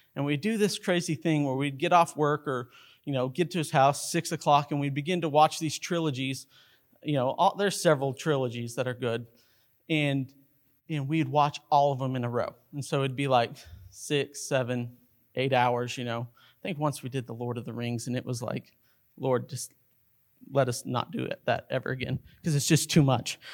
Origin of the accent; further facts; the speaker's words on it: Carlsbad, New Mexico, United States; growing up in Carlsbad, New Mexico